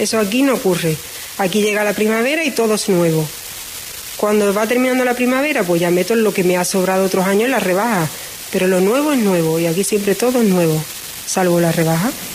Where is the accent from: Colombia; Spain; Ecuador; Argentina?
Spain; La Redondela / Isla Cristina, Andalusia; yo soy de la Cristina